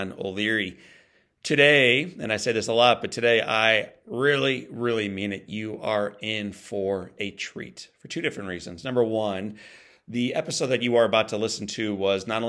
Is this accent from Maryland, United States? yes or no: no; St. Louis, Missouri, United States; I'm from St. Louis, Missouri